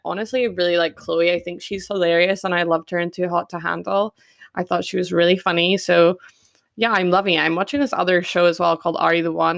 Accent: Perth, Western Australia, Australia; Perth, my hometown

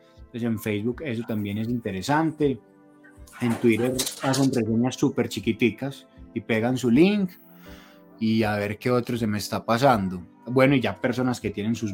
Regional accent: Colombia; nosotros como colombianos

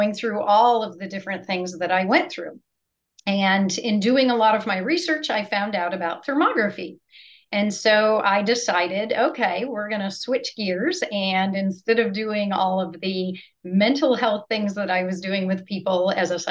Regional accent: Buffalo, New York, United States; moved away as an adult; also born or lived in California; now in Rockledge, United States; I grew up in Western New York in freezing cold Buffalo area

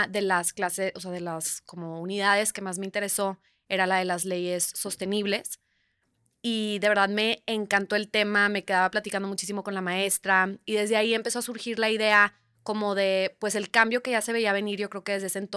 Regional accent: Monterrey, Nuevo León, Mexico; also born or lived in Italy; Yo crecí de chica aquí en, en Monterrey, aquí nací, aquí, aquí crecí mis primeros años. Y en prepa me fui a un pequeño pueblito en Italia, muy, muy pequeño, muy remoto.

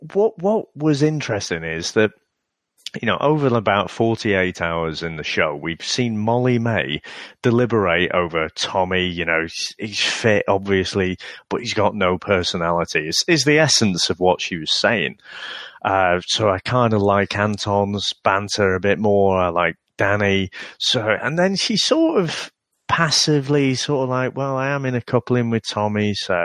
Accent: Manchester, North West England, United Kingdom; I'm from Manchester.

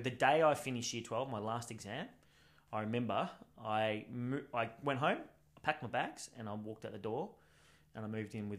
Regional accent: Canada; Let me just talk to them because we're Canadian and then we'll figure something out.

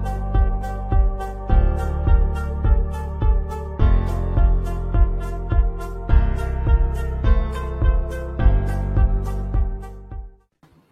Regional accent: Dominica; now in Atlanta, United States; I live in Atlanta, but I am from Dominica

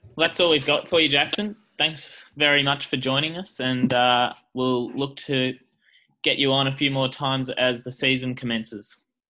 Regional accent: Australia; as an Australian

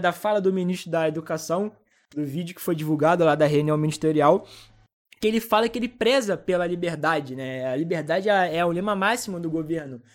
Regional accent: Brazil; eu sou brasileiro

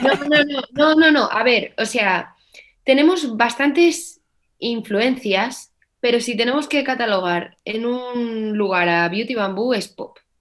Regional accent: Navalmoral de la Mata, Extremadura, Spain; aquí en mi pueblo, en la Almoral de la Mata, Allí, pues con mis 12 añitos, 11, empecé a estudiar clarinete

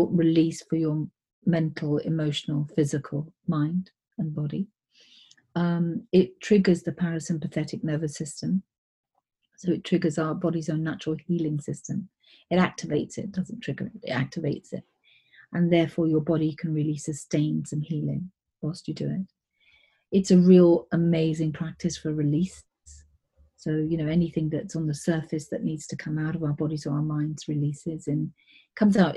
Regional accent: England, United Kingdom; also born or lived in East Africa; My parents were born in India, and we lived in East Africa and then came to England from the age of six or something, so I'm very British

